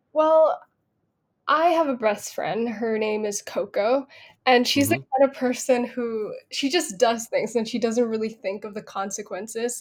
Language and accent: English; Bangkok, Thailand; I I grew up in Bangkok and there was no drama school